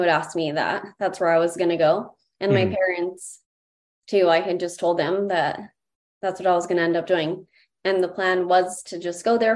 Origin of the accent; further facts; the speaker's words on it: Greeley, Colorado, United States; living and growing up in Greeley